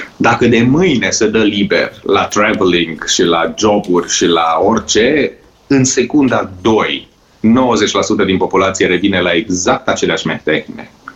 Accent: Romania; moved away; also born or lived in Norway; aici la noi în țară

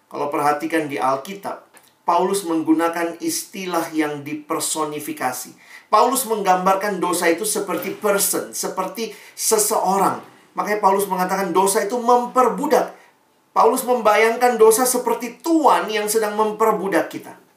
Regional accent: Makassar, South Sulawesi, Indonesia; Ya, saya juga orang Indonesia Timur ya. Papa saya Ambon, mama saya Manado, saya lahir besar di Makassar.

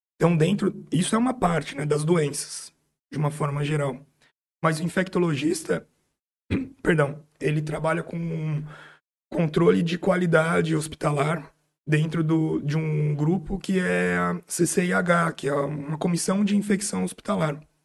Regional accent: São Paulo, Brazil; moved away as an adult; now in São José do Rio Preto, Brazil; Eu sou nascido em São Paulo, fiz tudo em São Paulo

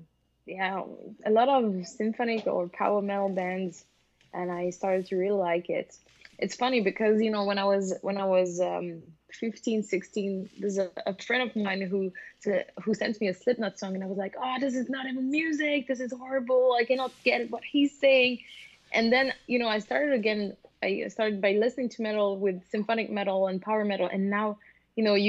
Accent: French-speaking Switzerland, Romandy, Switzerland; moved away as an adult; now in Denmark; I'm born in Switzerland, in the French-speaking part.

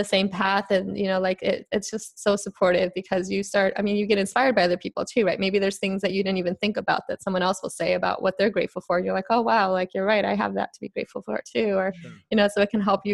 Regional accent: Chicago, Illinois, United States; I'm from Chicago originally

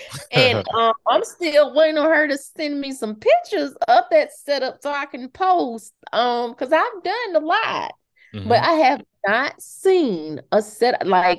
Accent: the South, United States; I love the South. I'm glad I'm from the South. My mom, my dad is from the South.

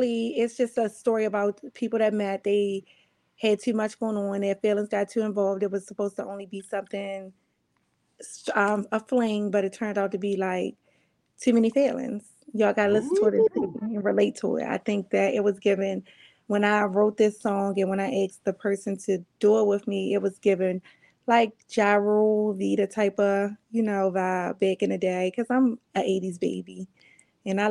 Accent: Baltimore, Maryland, United States; I'm from Baltimore

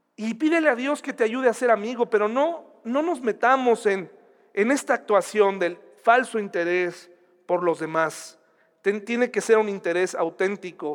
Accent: Mexico; así somos los mexicanos

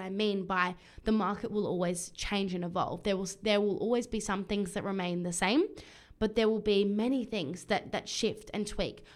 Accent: Adelaide, South Australia, Australia; now in Brisbane, Australia; I have been in Adelaide, my hometown, with my family

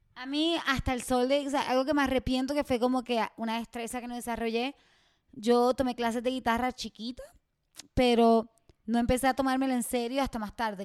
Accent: Puerto Rico; moved away as an adult; yo me siento como mala puertorriqueña

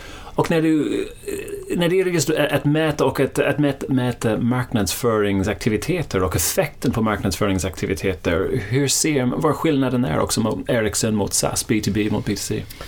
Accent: Ireland; now in Sweden; det är där jag kommer ifrån

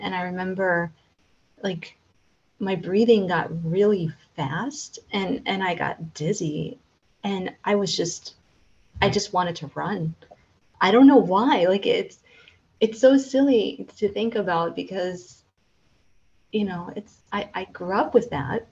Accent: United States; now in Central Europe; I'm American

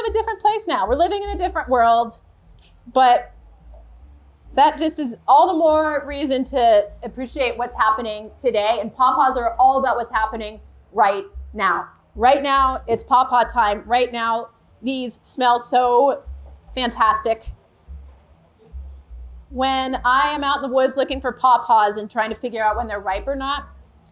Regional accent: Ohio, United States; moved away as an adult; also born or lived in California; I moved back to Ohio like 9 years ago or so

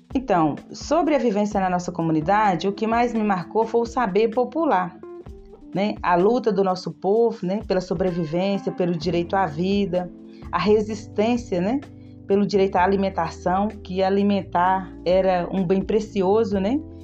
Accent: Ouro Verde de Minas, Minas Gerais, Brazil; sou quilombola do Quilombo Santa Cruz, município de Ouro Verde de Minas

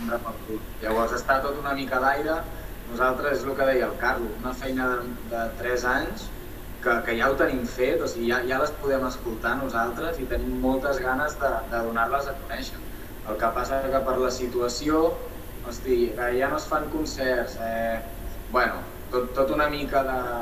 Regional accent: Sabadell, Catalonia, Spain; born or raised there

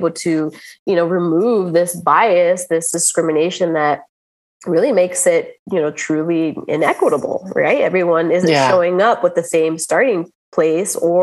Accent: United States; as a American born, my parents are, you know, of Cuban descent

